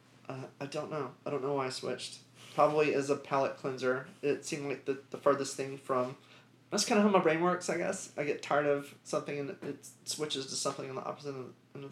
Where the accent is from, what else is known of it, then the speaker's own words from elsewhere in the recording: Birmingham, Alabama, United States; also born or lived in Georgia / Florida; I was pretty much raised here. I was born in Georgia. I lived in Florida as a kid. And then, I mean, like, young kid, like two. I think we left in two. Two or three, maybe four. Moved up here. Yeah, grew up here in Birmingham